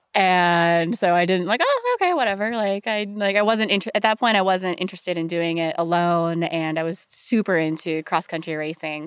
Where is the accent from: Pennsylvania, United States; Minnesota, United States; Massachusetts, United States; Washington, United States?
Pennsylvania, United States; Pittsburgh; I grew up in Pittsburgh, Pennsylvania.